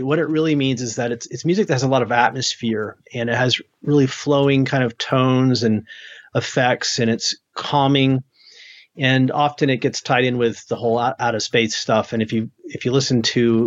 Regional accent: New Hampshire, United States; moved away; also born or lived in Maine; I grew up in the Northeast in New England, in New Hampshire, in Maine

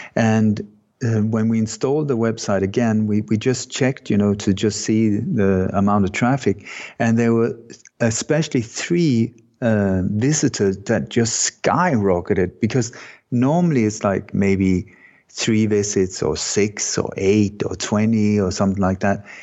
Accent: Sweden; moved away; also born or lived in Denmark; I was born in Denmark, but I grew up in Sweden

